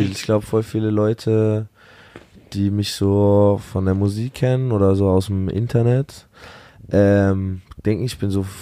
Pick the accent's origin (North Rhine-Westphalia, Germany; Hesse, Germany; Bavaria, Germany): Bavaria, Germany; Munich; Wir kommen aus München. Wir waren gestern in München